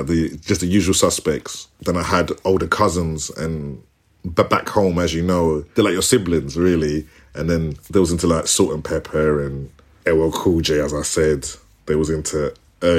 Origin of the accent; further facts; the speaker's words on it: London, United Kingdom; also born or lived in Ghana; I'm born and raised like in Tottenham.